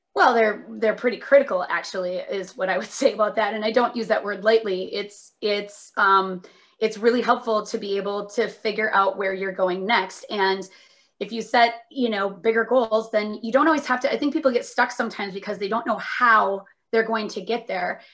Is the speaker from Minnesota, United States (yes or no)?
yes; Minnesota, United States; also born or lived in Northfield, Minnesota / Indiana / Seattle; I'm from Minnesota originally